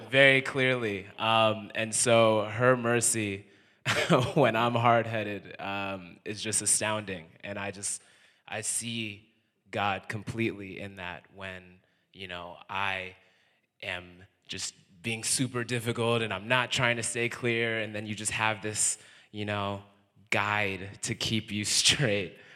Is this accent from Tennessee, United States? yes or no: no; Connecticut, United States; moved away; also born or lived in New York; I'm from Connecticut. also lived in New York.